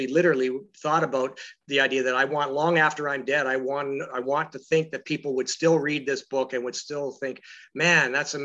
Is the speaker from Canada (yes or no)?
yes; London, Ontario, Canada; moved away; also born or lived in Edmonton / Toronto; I grew up in London, Ontario